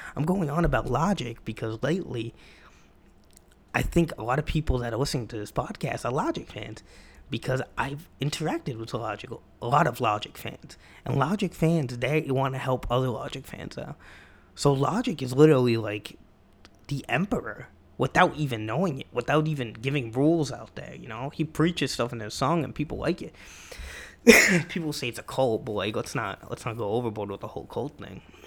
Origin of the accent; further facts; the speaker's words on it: Massachusetts, United States; I'm from Massachusetts